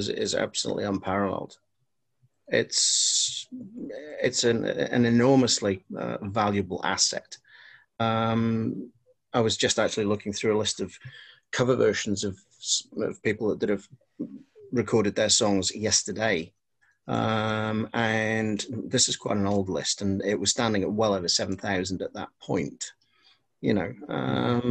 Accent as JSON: {"language": "English", "region": "Wales", "country": "United Kingdom", "tie": "born or raised there", "first_language": "Welsh", "second_language": "English", "said": "Welsh is my first language, and that's sort of, I couldn't speak English until I was about five."}